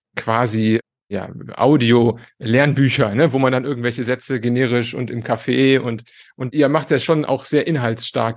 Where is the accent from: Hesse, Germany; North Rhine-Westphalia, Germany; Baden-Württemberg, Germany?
North Rhine-Westphalia, Germany; Cologne; moved away as an adult; now in Italy; ich bin Kölner